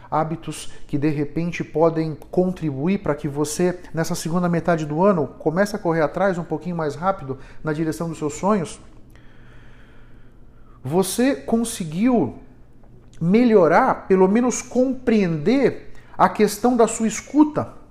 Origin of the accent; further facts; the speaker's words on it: São Paulo, Brazil; aqui em São Paulo, aqui na Zona Sul, Moema, Itaim, Vila Mariana, onde eu fui criado.